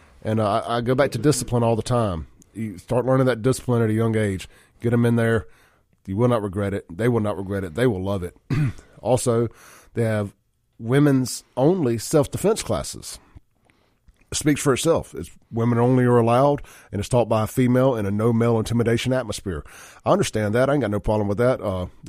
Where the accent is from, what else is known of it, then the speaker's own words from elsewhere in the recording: Jackson, Mississippi, United States; Like I said, man, I grew up with Chance in South Jackson.